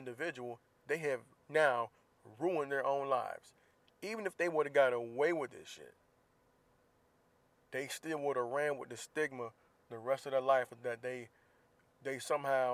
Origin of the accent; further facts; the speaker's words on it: Jacksonville, Florida, United States; moved away; my hometown of Jacksonville, Florida.